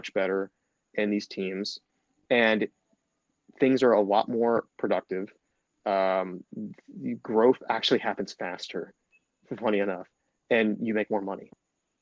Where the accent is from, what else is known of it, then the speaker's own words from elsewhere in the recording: Dayton, Ohio, United States; I grew up in Dayton, Ohio. I'm still here in Dayton, Ohio